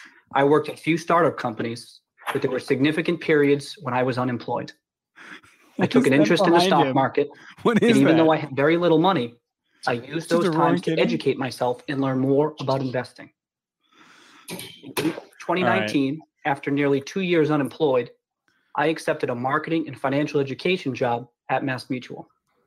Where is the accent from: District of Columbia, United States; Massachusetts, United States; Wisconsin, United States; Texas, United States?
Massachusetts, United States; Brockton; I grew up in Brockton, Massachusetts. My family was not wealthy. My father was a truck driver and my mom a registered nurse. I was one of three kids